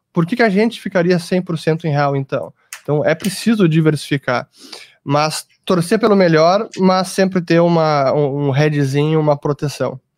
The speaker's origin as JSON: {"language": "Portuguese", "country": "Brazil", "said": "somos brasileiros, estamos aqui trabalhando, empreendendo, investindo"}